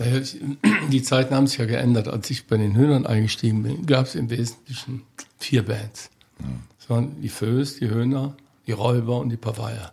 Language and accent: German; Cologne, North Rhine-Westphalia, Germany; moved away as an adult; Ich bin Kölner. Ich bin in Beckendorf groß geworden, am Beckendorfer Bütchen sozusagen.